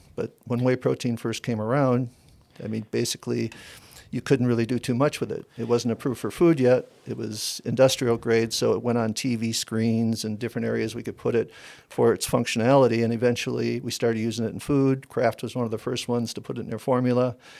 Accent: Wisconsin, United States; moved away as an adult; also born or lived in Arizona; I'm from Wisconsin, Okay, I'm a I'm a farmer

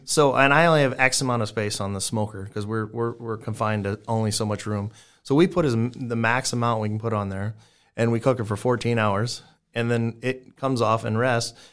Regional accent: South Texas, United States; now in Omaha, United States; I grew up in South Texas

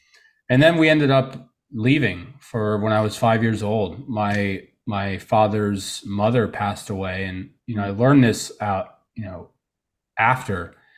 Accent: Trenton, New Jersey, United States; born there; I was born in New Jersey, you know, Trenton, New Jersey, to be exact, you know, the nice part of it.

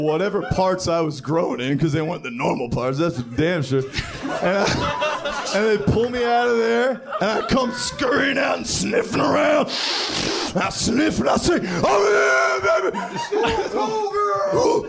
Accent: Paramus, New Jersey, United States; also born or lived in Manhattan, United States; I'm from Paramus, New Jersey, baby.

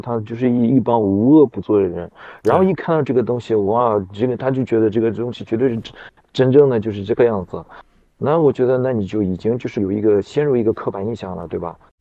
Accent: Xinjiang, China; 我是新疆人

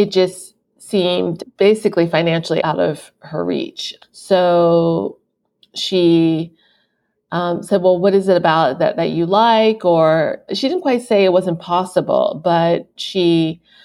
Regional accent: Philadelphia, Pennsylvania, United States; moved away as an adult; also born or lived in Japan / China / New York; I am currently in Philadelphia, PA, and coincidentally, that is my hometown, and I lived abroad for 12 years

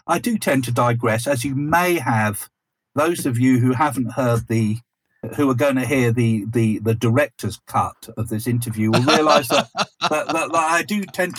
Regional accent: East Sussex, South East England, United Kingdom; so we grew up in East Sussex, the land of Scientology and anthroposophy

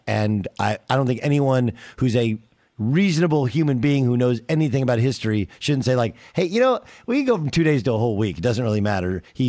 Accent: Southern California, United States; I grew up in Southern California

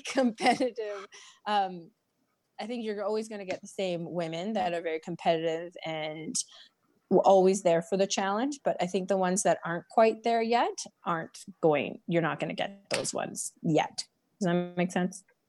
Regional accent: Prince George, British Columbia, Canada; I'm from Prince George, BC.

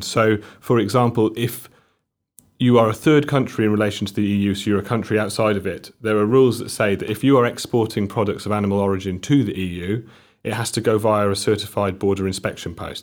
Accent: Llanelli, Wales, United Kingdom; I'm from Llanelli, um, a town, a town in South Wales on, mm. on, on the coast

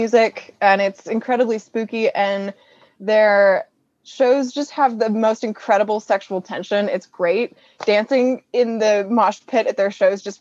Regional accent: California, United States; I'm from California

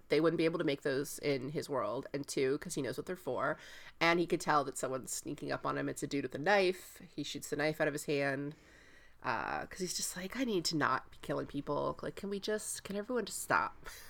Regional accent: Tampa, Florida, United States; I'm from Tampa

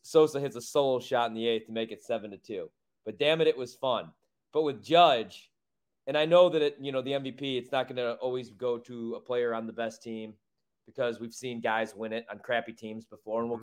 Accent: Chicago, Illinois, United States; my hometown, my home well, city

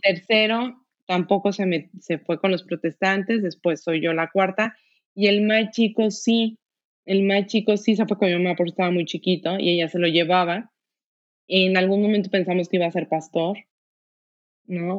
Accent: Guadalajara, Jalisco, Mexico; yo soy de Guadalajara, todos aquí somos de Guadalajara

